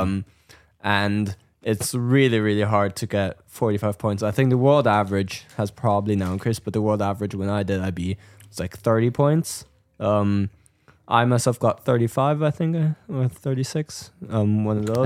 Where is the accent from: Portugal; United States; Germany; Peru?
Germany; moved away; I'm from Germany